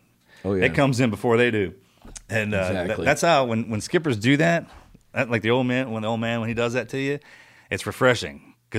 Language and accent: English; Texas, United States; I'm from Texas.